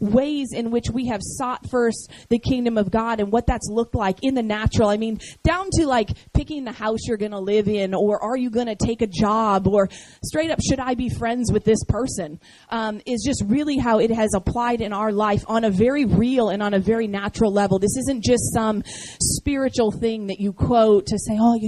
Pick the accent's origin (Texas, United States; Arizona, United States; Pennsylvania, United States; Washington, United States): Washington, United States; Seattle; moved away as an adult; also born or lived in San Diego, California / Baton Rouge, Louisiana; We were both born and raised in Seattle, Washington, and we met at the University of Washington our freshman year